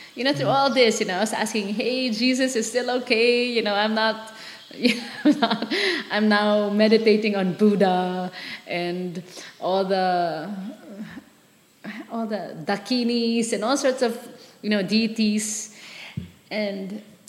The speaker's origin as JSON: {"language": "English", "town": "Manila", "region": "Metro Manila", "country": "Philippines", "tie": "born or raised there", "also_born_or_lived": "San Francisco / Palawan", "moved": "as an adult", "said": "I grew up in Manila, so very sheltered."}